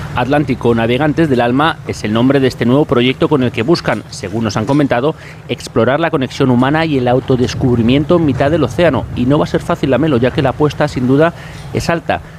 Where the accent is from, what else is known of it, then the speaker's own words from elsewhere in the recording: Valencia, Valencian Community, Spain; soy vecino de Valencia